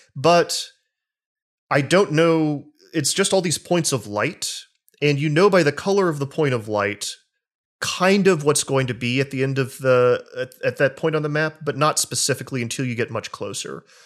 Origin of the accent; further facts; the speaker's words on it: the South, United States; I grew up in the South, um, in communities where Christians were very, uh, unkind and oppressive.